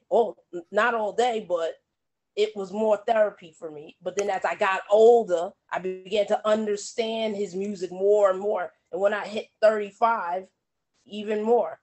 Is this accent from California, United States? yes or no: no; New York City, New York, United States; all us kids in the ghetto cuz I'm from Brooklyn